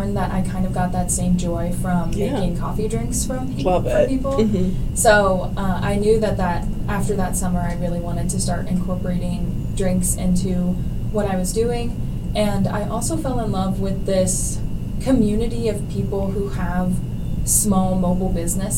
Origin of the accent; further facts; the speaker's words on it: Bolivar, Ohio, United States; also born or lived in Kent, Ohio; my hometown, which is Bolivar, Ohio, which is just a very small town